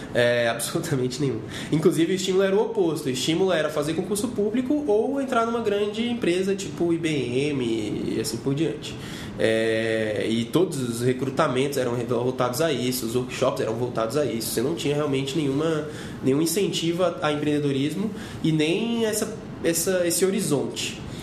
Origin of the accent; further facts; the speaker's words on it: Gama, Federal District, Brazil; eu sou de uma cidade chamada Gama, sou do Gama, no Distrito Federal, e é uma cidade que fica 44 quilômetros de Brasília